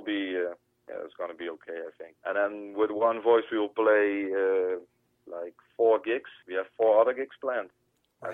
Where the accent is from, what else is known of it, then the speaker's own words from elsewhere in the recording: Roermond, Limburg, Netherlands; English is a second language; my hometown, Roer, uh, it's like 10 minutes driving to Germany.